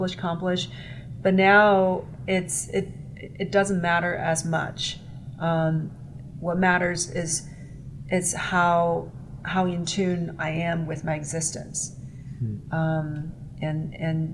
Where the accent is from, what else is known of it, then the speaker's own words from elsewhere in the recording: China; moved away as an adult; growing up in Chinese culture, I think, is highly competitive